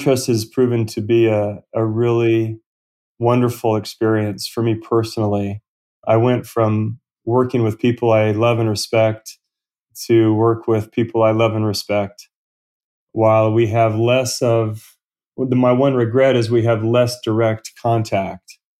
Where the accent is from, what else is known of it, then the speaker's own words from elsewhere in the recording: Southern California, United States; Southern California, where I was born and raised